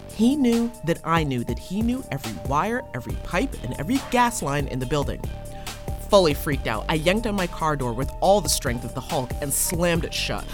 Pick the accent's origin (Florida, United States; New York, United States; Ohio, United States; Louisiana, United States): New York, United States; Hudson Valley; Where I'm from and I live is in the Hudson Valley